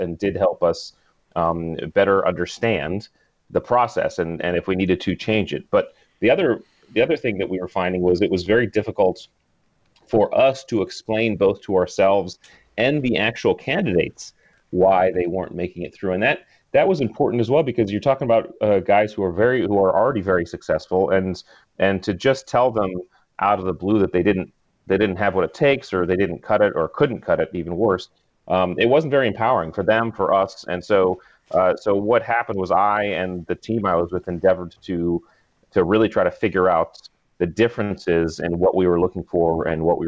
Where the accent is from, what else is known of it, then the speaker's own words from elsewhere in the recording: New England, United States; I grew up in New England